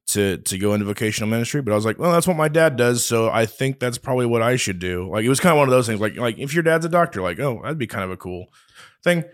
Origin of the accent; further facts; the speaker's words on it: Oakley, United States; moved away as an adult; now in Hays, United States; I'm from Oakley